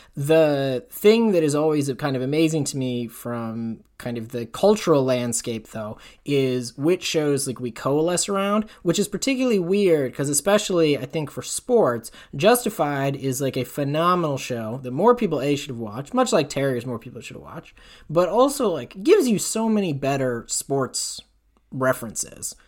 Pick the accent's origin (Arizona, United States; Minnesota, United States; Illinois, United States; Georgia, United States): Minnesota, United States; moved away; I said I was